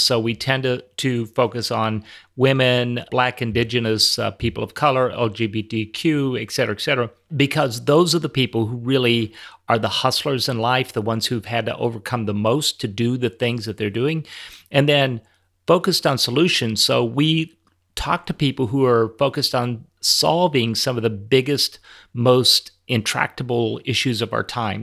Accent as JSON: {"language": "English", "town": "Minneapolis", "region": "Minnesota", "country": "United States", "tie": "born or raised there", "said": "right here in, in my hometown"}